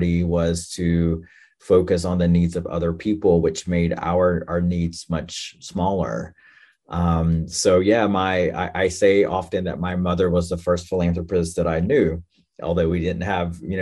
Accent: North Carolina, United States; I am Native American, enrolled in the Lumbee tribe in North Carolina. And I grew up there

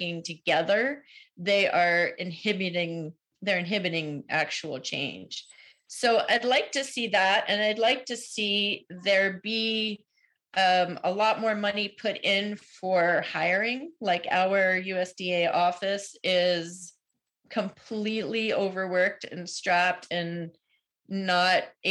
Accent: outside of New York City, United States; moved away as an adult; I grew up outside of New York City, and that's in my blood

